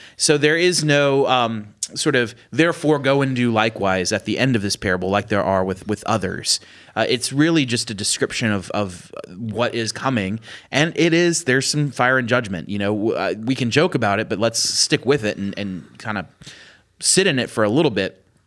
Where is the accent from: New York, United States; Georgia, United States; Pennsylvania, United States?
Pennsylvania, United States; I'm from Pennsylvania